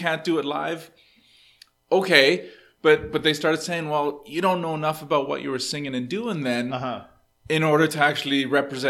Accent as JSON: {"language": "English", "country": "Canada", "tie": "born or raised there", "said": "I grew up in Canada"}